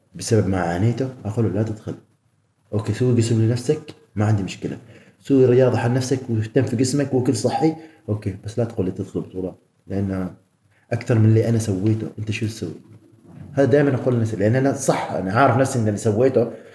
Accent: Oman; احنا عمانيين

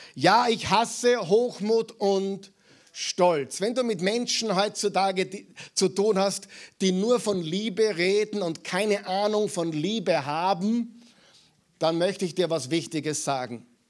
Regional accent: Mühlviertel, Upper Austria, Austria; moved away; Ich bin Müllviertler und beide Elternteile sind gebürtige Saarlandsbacher

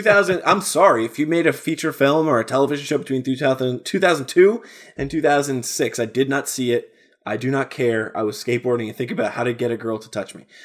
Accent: New Jersey, United States; my small state of New Jersey

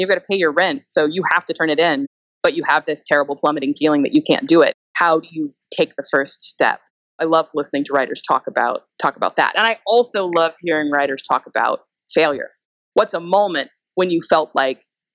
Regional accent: Texas, United States; I'm from Texas.

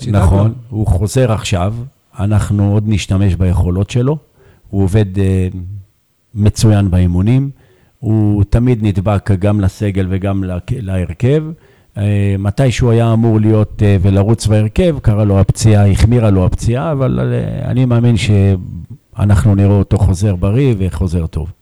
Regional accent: Beersheba, Southern District, Israel; באר שבעי גאה

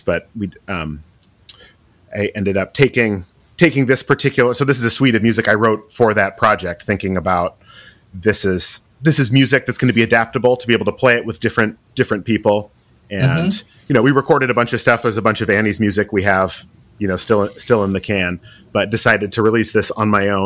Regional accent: the Northwest, Pacific Northwest, United States; growing up in the Northwest, spending time hiking and skiing.

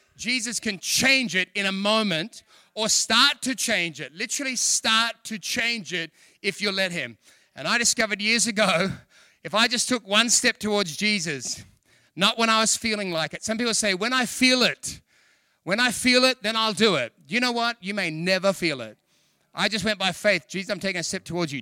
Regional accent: Australia; I'm from Australia.

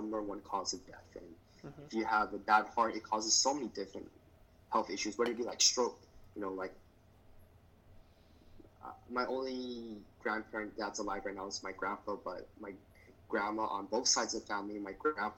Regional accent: United States; I was born in the United States, but, you know, my parents were born and raised in Vietnam

